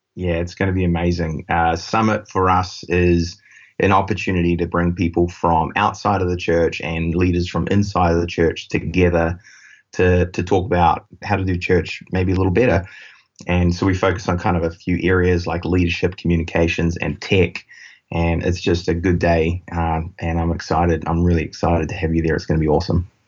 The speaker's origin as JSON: {"language": "English", "country": "New Zealand", "accent": "New Zealand", "moved": "as an adult", "said": "we do have about 100 of our team down in New Zealand, uh, which is where my accent is from"}